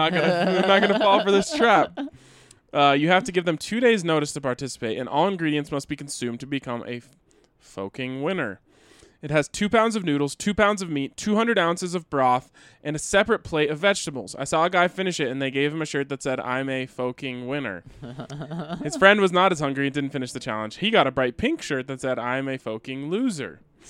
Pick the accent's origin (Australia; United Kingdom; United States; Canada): United States; Colorado; I grew up in Southern Colorado. It's just something you get used to.